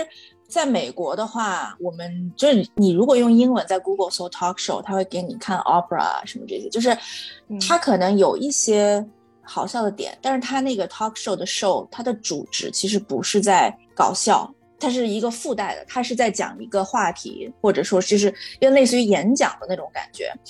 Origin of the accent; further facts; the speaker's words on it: Shaanxi, China; 然后我是个陕西人，喜欢吃拉面，就很很很草率的定了一个官方用名。